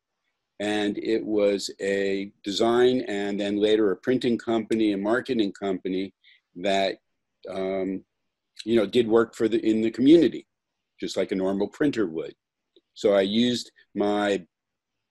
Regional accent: Florida, United States; I grew up in Florida

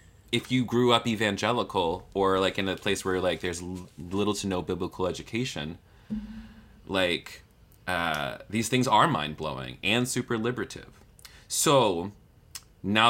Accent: Williamsburg, Virginia, United States; moved away; I'm originally from Williamsburg, Virginia. I grew up in the 757

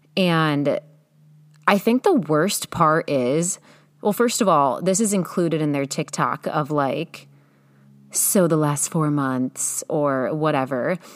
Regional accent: Ohio, United States; moved away as an adult; now in California, United States; Being that I'm from Ohio, there's not much to do there

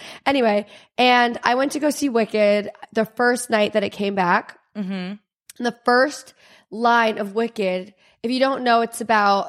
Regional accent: California, United States; now in New York, United States; I grew up in California. We have fires and we have mudslides.

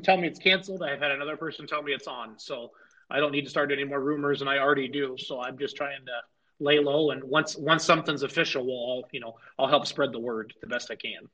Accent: Iowa, United States; I grew up in Iowa

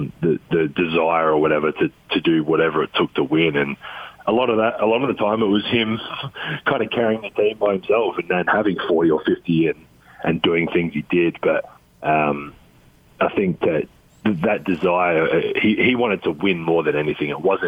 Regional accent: Adelaide, South Australia, Australia; My dream growing up was to play for Australia and was to play for the Adelaide 36ers, my hometown team.

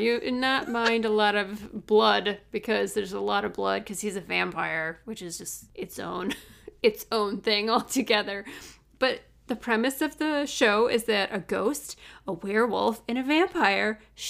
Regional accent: Midwest, United States; accent: Midwestern; When I lived in LA, people thought I was from Canada because I have the Midwestern.

